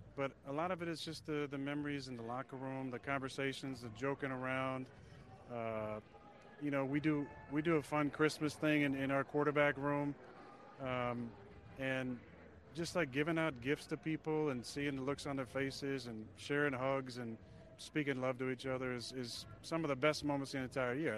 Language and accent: English; Northern California, United States; I grew up in Northern California.